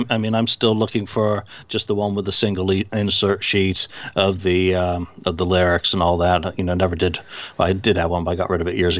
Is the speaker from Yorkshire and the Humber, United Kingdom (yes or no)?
yes; Bradford, Yorkshire and the Humber, United Kingdom; accent: English; now in United States; I moved here from Bradford in, December 78, so I didn't get into American